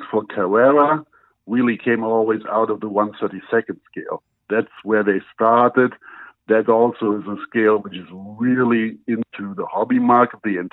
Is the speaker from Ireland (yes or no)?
no; Germany; English is a second language; now in United States; as everybody can hear from my accent, I'm not originally from the U.S. I was born in Germany